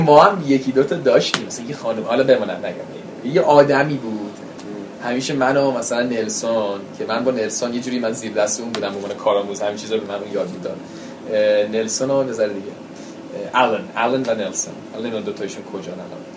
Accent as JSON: {"language": "Persian", "country": "United States", "tie": "born or raised there", "first_language": "English", "second_language": "Persian", "said": "منم متولد بزرگ شده اونجا بودم فارسیم که افتضاح بود انگلیسیم زبان مادریمه"}